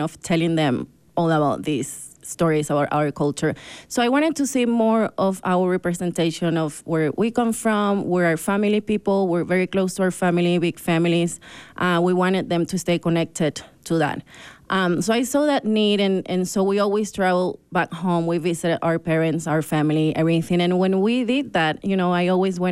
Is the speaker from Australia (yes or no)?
no; Ecuador; also born or lived in Brazil / Argentina; now in Park City, United States; I'm from Ecuador and Brazil.